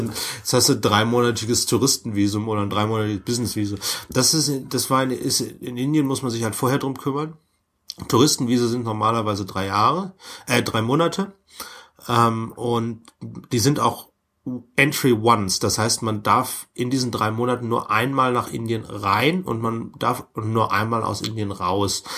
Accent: Germany; als Deutscher

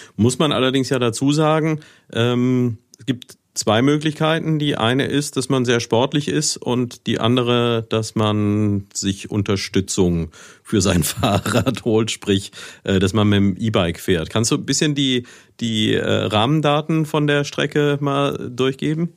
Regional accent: Neuwied, Rhineland-Palatinate, Germany; ich habe einige Jahre meiner Jugend in Niederbiber gelebt

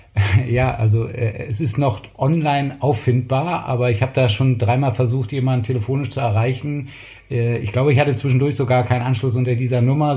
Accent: Berlin, Germany; Mein Vater war einer der großen Gastronomen in West-Berlin. Und so bin ich eigentlich Kind der, der Gastronomie

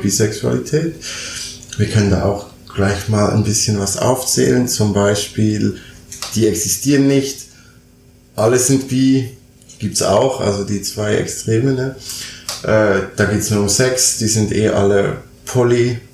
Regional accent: Switzerland; moved away as an adult; now in Berlin, Germany; ich bin gebürtig Schweizer

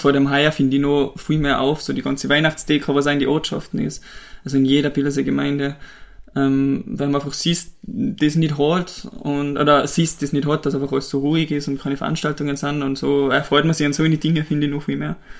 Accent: Pillerseetal, Tyrol, Austria; wir sind beide aufgewachsen in Billesetal, wohnen seit mittlerweile über 20 Jahren

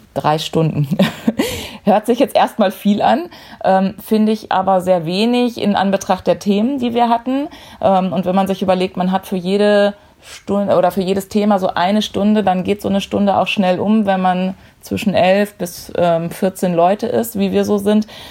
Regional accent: Dortmund, North Rhine-Westphalia, Germany; 42 Jahre, komme aus Dortmund, bin in der Fanszene von Borussia Dortmund verwurzelt

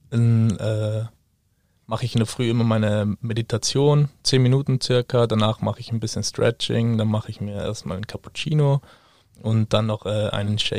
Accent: Trentino-Alto Adige, Italy; ich komme ursprünglich aus Südtirol, ähm, bin ziemlich äh, ein Familienmensch

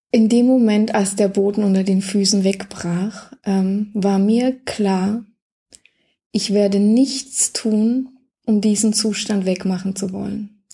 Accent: Germany; ich bin aufgewachsen in der DDR, hm, okay. die ersten zwölf Jahre

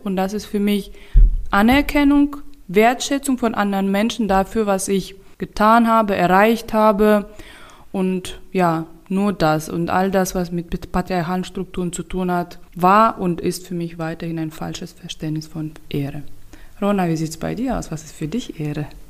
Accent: Turkmenistan; moved away as an adult; now in Germany; als ich noch in meiner Heimat war, in Turkmenistan war

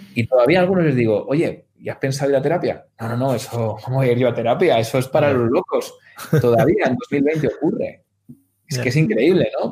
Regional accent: Spain; entre Guadalajara, Madrid y Valladolid, ¿no? Que es, es mi tierra

